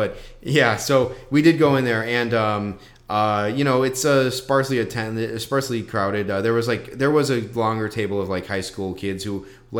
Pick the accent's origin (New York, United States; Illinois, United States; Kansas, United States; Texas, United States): Illinois, United States; Chicago; driving as a Chicagoan